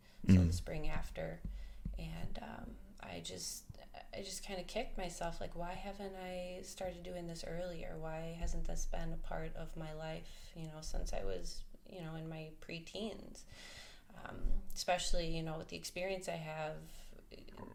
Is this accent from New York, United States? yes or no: no; Burlington, Wisconsin, United States; also born or lived in Indiana; I was born in Indiana, but we moved up here in second grade, and pretty much spent my childhood in Burlington, southeastern Wisconsin.